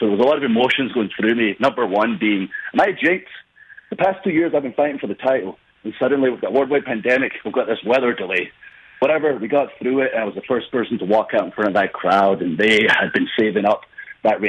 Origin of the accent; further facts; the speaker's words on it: Scotland, United Kingdom; moved away as an adult; I came from Scotland